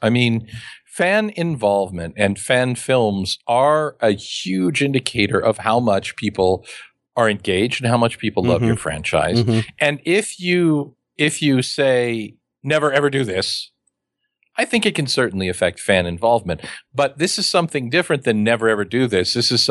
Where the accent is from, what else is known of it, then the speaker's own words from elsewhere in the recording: Midwest, United States; I'm from the Midwest with the surfing metaphor that I don't really understand.